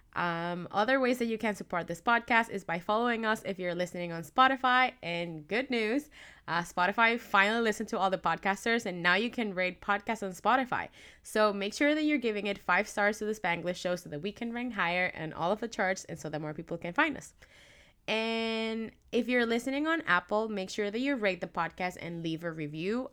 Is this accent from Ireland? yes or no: no; Caracas, Capital District, Venezuela; now in Vancouver, Canada; So, I am from Caracas, which is the capital, and I had not been back since I moved to Vancouver